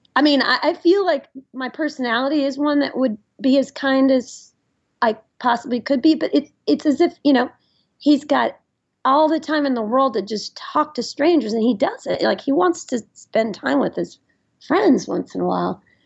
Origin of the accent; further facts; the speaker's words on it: Nashville, Tennessee, United States; moved away; I grew up in Nashville, Tennessee, which is a great city